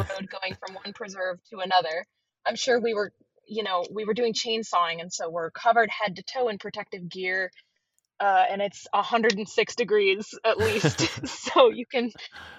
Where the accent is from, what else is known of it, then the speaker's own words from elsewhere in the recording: North Central Florida, United States; also born or lived in Georgia; I grew up here in North Central Florida